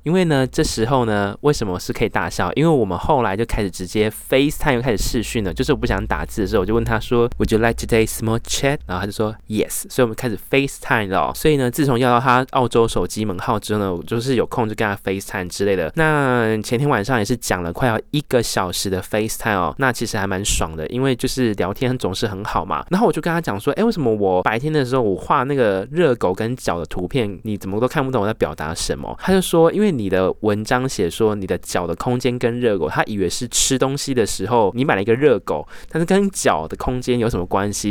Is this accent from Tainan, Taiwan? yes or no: yes; Tainan, Taiwan; moved away; 回到我的老家，台南市